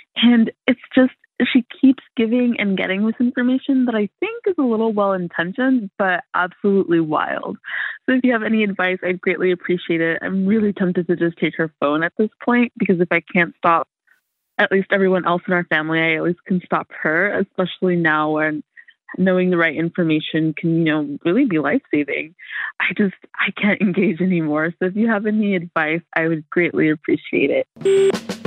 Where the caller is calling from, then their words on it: Los Angeles, California, United States; I'm calling from Los Angeles